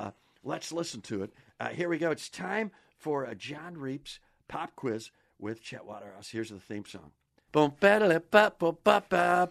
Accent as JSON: {"language": "English", "town": "Kenosha", "region": "Wisconsin", "country": "United States", "tie": "born or raised there", "lives_now": "Cheddar Falls, United States", "said": "My hometown, son of a gun. I live in Cheddar Falls now, though, because that's the home of the International Speed Fishing Championship."}